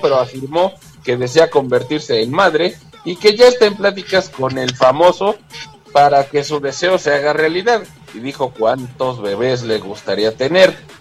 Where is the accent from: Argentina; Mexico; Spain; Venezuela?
Mexico; como buenos mexicanos